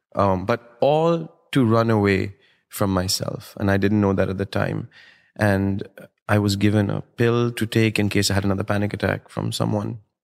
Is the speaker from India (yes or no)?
yes; New Delhi, Delhi, India; born or raised there; moved away as an adult; now in United States